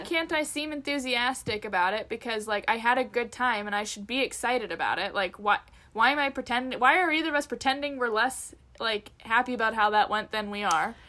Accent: Canada; as a Canadian

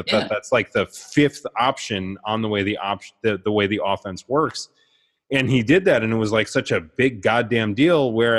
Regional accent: Midwest, United States; that's I grew up in the Midwest, so like

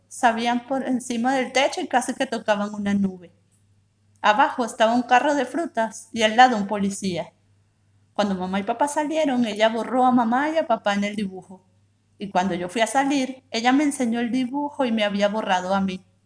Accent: Venezuela; now in Buenos Aires, Argentina; soy venezolana, actualmente vivo en Buenos Aires

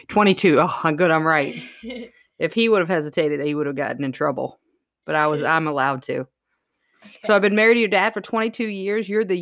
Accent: Indiana, United States; we're from Indiana.

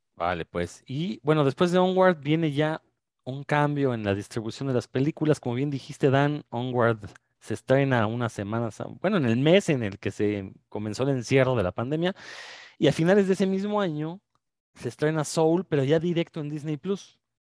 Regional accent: Mexico; uno como mexicano

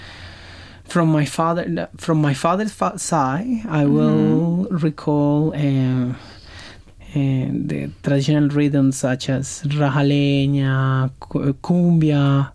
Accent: Colombia; now in Brisbane, Australia; I am from Latin America. I'm from Colombia.

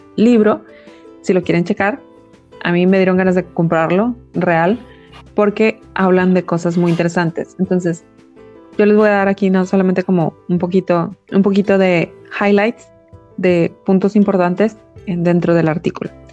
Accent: Mexico; nuestra historia como mexicanos

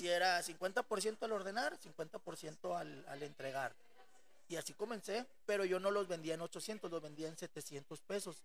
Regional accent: Monterrey, Nuevo León, Mexico; moved away as an adult; desde los 6 hasta los 24 que salí de Monterrey

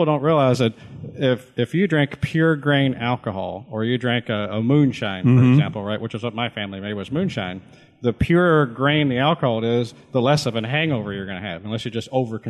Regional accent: Owensboro, Kentucky, United States; it's made in my hometown in Owensboro, Kentucky.

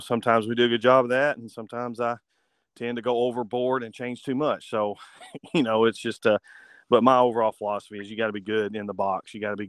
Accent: Bruceton, West Tennessee, United States; now in Paris, United States; I grew up in Bruton, which is a really small town in West Tennessee

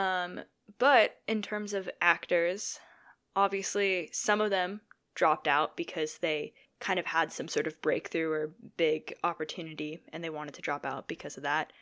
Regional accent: St. Louis, Missouri, United States; We're from Saint Louis.

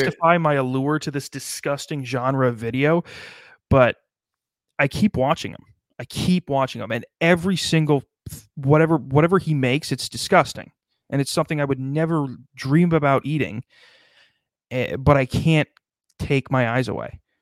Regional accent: United States; I'm an American

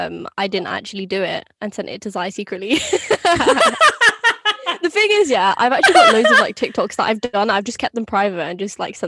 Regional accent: Pakistan; We're also Pakistani as well, so

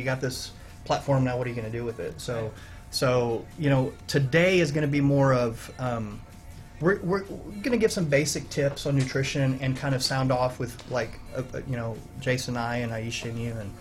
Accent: Alice, Texas, United States; moved away as an adult; now in Conroe, United States; I'm from Corpus Christi, from a little town called Alice, right outside Corpus Christi, I was recruited here 20 years ago

